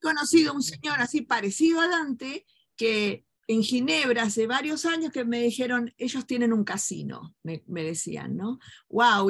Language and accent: Spanish; Argentina; la hipocresía que tenemos como argentinos